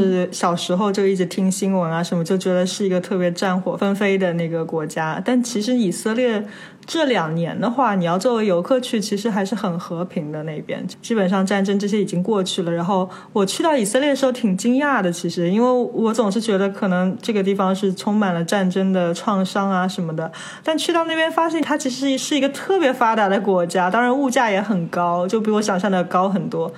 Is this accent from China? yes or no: yes; China; 从小生活在中国